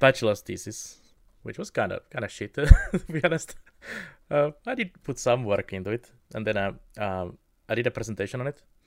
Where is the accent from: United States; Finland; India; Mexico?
Finland; Kemi, Lapland; my hometown of Kemi